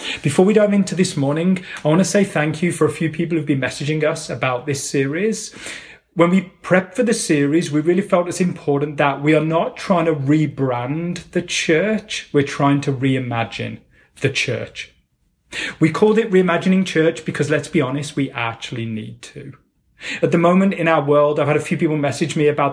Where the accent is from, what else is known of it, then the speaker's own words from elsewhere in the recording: England, United Kingdom; I was brought up in England, fairly middle-class family in the center of the UK